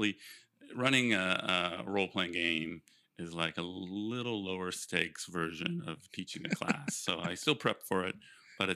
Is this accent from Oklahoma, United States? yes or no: no; Ohio, United States; also born or lived in Cincinnati, Ohio; I grew up in Ohio on a horse farm